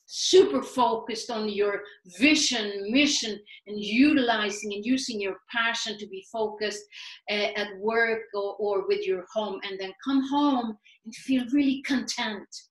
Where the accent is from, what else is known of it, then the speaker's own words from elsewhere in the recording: Sweden; moved away as an adult; also born or lived in New York City; now in United States; I was born and raised in Sweden